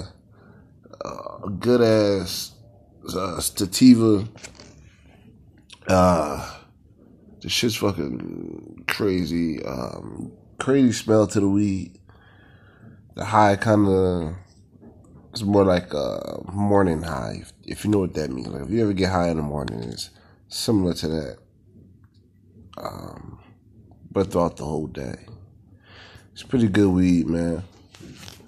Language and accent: English; Philadelphia, Pennsylvania, United States; I'm from Philadelphia